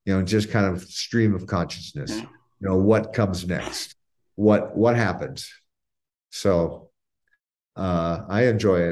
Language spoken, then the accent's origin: English; Scottsdale, Arizona, United States; I grew up in Arizona. I lived in Scottsdale